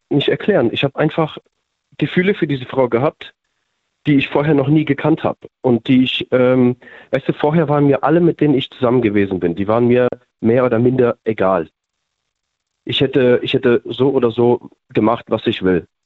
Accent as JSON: {"language": "German", "town": "Mannheim", "region": "Baden-Württemberg", "country": "Germany", "said": "Wir sind, wir sind aus Mannheim, ja."}